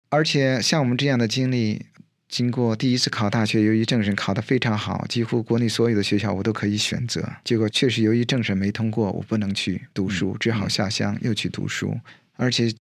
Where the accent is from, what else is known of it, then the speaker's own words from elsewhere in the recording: China; moved away; 我是在大陆长大的